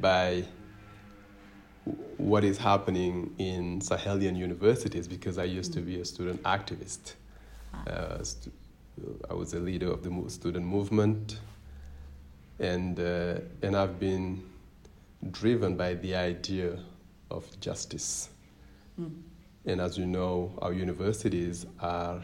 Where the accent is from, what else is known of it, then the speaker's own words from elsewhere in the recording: Ziguinchor, Senegal; English is a second language; moved away as an adult; now in United States; I am born and raised in Gigenchor in southern Senegal. I am Senegalese and I am Djola